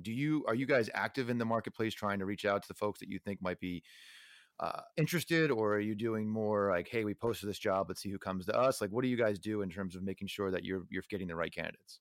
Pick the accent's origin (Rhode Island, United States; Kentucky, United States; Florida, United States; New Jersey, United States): New Jersey, United States; Neptune; moved away; I grew up in Neptune, New Jersey